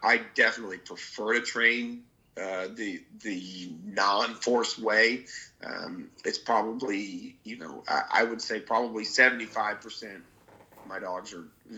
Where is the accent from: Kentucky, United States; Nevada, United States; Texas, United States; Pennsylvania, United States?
Texas, United States; Dallas; moved away as an adult; I was born and raised in Dallas, Texas. I lived there until I was 18